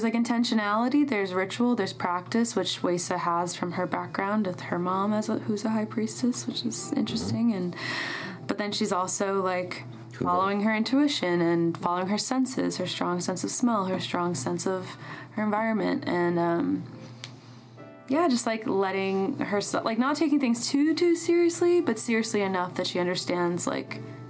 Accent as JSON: {"language": "English", "region": "New York", "country": "United States", "tie": "born or raised there", "said": "I grew up in New York."}